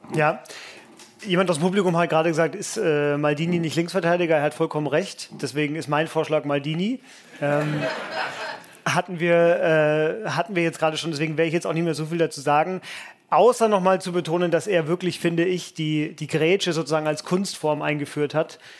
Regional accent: Franconia, Bavaria, Germany; als gebürtiger Franke

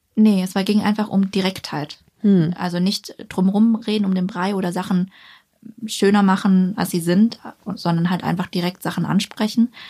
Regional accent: Ulm, Baden-Württemberg, Germany; moved away; wenn man jetzt zum Beispiel nach Ulm geht, wo ich herkomme

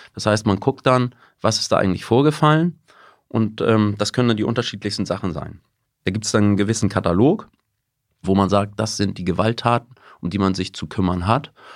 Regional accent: Hamburg, Germany; also born or lived in United States; war auf dem Gymnasium Blankenese in einem sehr guten Viertel in Hamburg

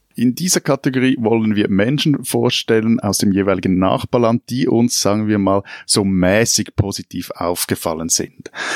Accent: Switzerland; als Schweizer

